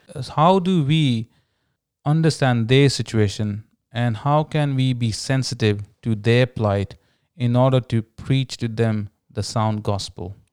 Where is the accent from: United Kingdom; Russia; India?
India; growing up in India, uh, being born to a Hindu family